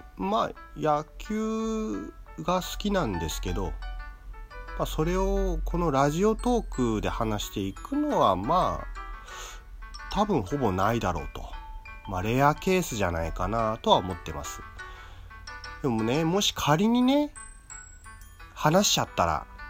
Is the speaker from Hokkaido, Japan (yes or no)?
no; Tokyo, Japan; 生まれも育ちも東京